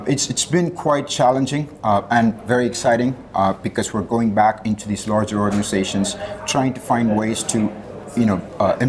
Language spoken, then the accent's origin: English; India; moved away; I grew up in India